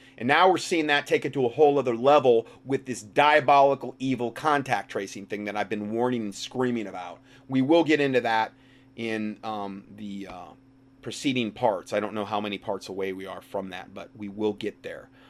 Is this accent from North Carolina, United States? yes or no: yes; North Carolina, United States; my hometown